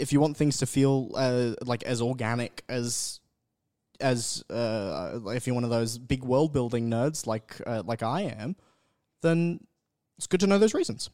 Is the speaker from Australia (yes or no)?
yes; North Queensland, Australia; I grew up in North Queensland.